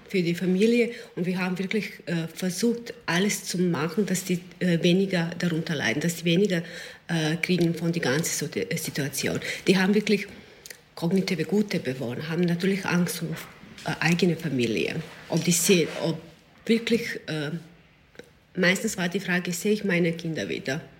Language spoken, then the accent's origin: German; Serbia; German is a second language; now in Klosterneuburg, Austria